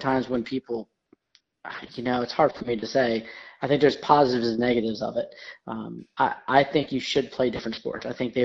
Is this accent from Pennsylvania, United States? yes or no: no; Voorheesville, New York, United States; now in Atlanta, United States; I am from a small town in upstate New York called Voorheesville, New York.